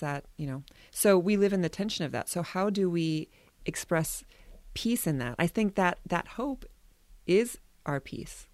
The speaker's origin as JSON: {"language": "English", "country": "United States", "said": "we are a people, especially Americans and maybe all Westerners"}